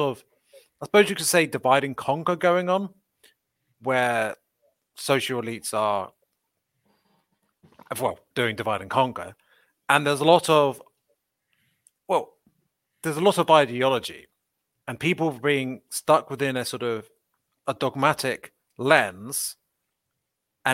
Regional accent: Windsor, South East England, United Kingdom; I'm from Windsor, or near Windsor, in west of London, in the UK

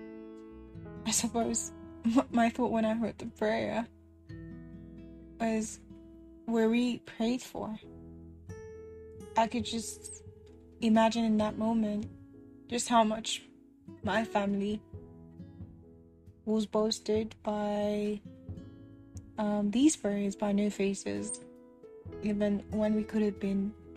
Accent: Nigeria; moved away as an adult; I was away from Nigeria for the first time in my life, and I was basically alone in a new country

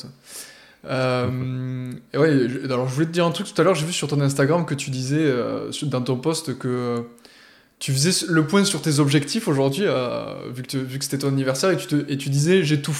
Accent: Montpellier, Occitania, France; Moi, je suis de Montpellier quand même.

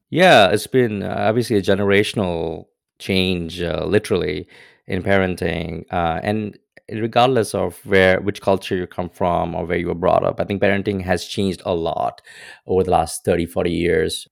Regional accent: India; moved away as an adult; now in United States; growing up in India, like, especially in the era that I was

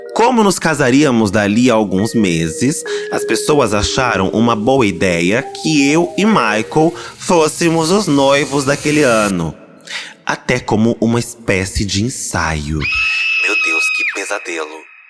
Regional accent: São Paulo, Brazil; eu sou paulista

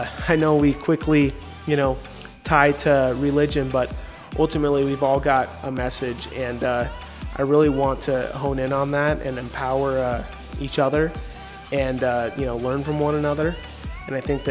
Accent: Boise, Idaho, United States; moved away as an adult; now in Phoenix, United States; I am originally from Boise, Idaho. I currently reside in Phoenix, Arizona, where I've been for about 8 years now

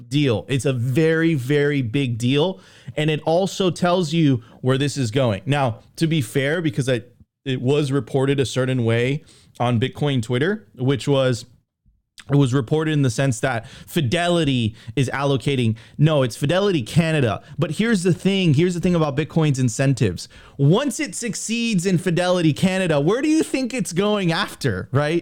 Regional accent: United States; I'm an American

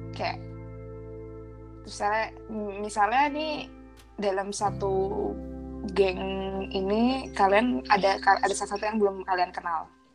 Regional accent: Jakarta, Indonesia; moved away; also born or lived in France; Gue dari Jakarta

